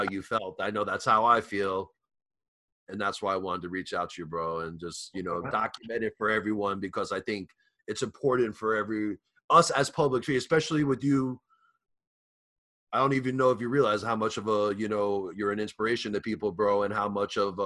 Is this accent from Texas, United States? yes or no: no; New York, United States; I'm from New York